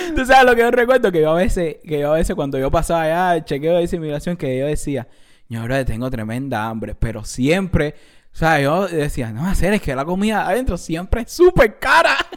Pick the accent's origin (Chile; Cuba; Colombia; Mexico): Cuba; moved away; la primera vez que yo salí de Cuba fue a España